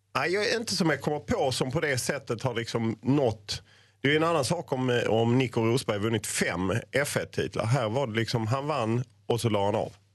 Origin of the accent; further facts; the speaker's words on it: Lund, Skåne, Sweden; jag är ju född i Lund